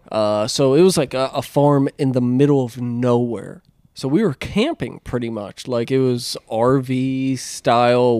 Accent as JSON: {"language": "English", "region": "Pennsylvania", "country": "United States", "tie": "born or raised there", "moved": "yes", "said": "growing up in Pennsylvania"}